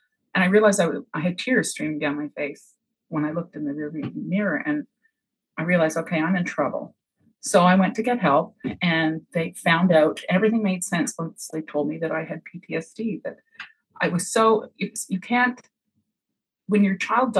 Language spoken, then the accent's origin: English; Montreal, Quebec, Canada; moved away as an adult; now in Cape Breton, Canada; I moved from Montreal to Cape Breton, as a young wife and mother, I didn't have family around me. And I used to write letters home to my family.